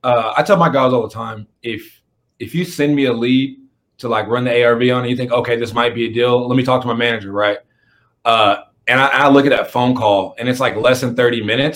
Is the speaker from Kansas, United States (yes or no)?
yes; Kansas, United States; moved away; I'm originally from Kansas.